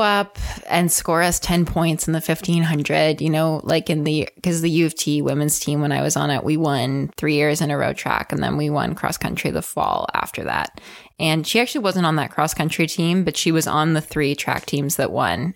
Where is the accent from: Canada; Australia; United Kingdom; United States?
Canada; Ontario; We are both from Ontario, so we competed at Ofsa together